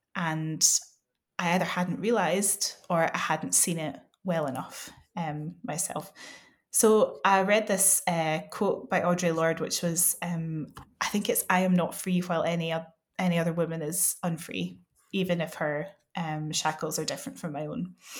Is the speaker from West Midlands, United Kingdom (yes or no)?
no; West Coast of Scotland, United Kingdom; I come from the West Coast of Scotland